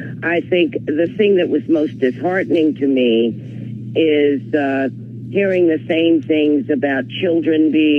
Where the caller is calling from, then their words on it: Washington, District of Columbia, United States; At Washington, D.C.